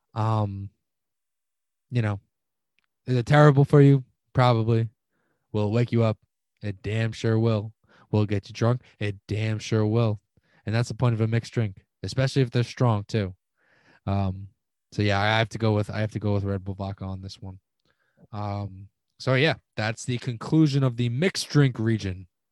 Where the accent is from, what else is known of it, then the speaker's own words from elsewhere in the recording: Long Island, New York, United States; I'm from Long Island